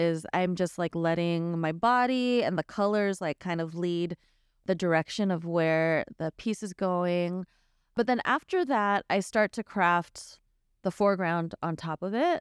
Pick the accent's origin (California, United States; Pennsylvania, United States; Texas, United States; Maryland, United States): California, United States; the Bay Area; moved away as an adult; also born or lived in Los Angeles; growing up Filipino in the Bay